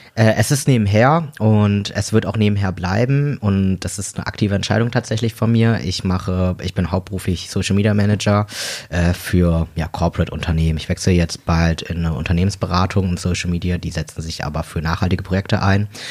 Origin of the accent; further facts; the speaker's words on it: Delmhorst, Lower Saxony, Germany; moved away as an adult; now in Hamburg, Germany; ich komme hier so aus dem Raum Bremen, bin hier geboren und aufgewachsen